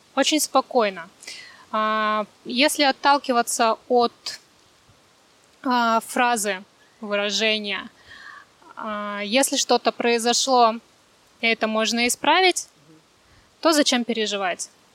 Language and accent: Russian; Sakhalin Oblast, Russia; also born or lived in Krasnodar; now in Vietnam; родилась на Сахалине